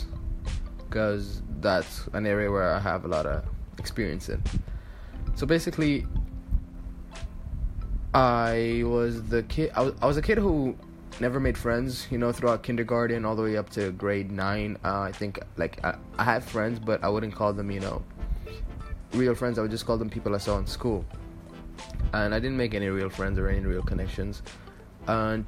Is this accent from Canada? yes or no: no; Dubai, United Arab Emirates; moved away as an adult; now in Egypt; I am Egyptian, but I was born and raised in the United Arab Emirates, specifically Dubai